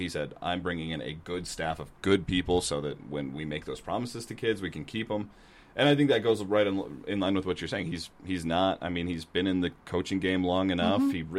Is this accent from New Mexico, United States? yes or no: no; Cache Valley, Utah, United States; growing up in the Valley and growing up watching Aggie football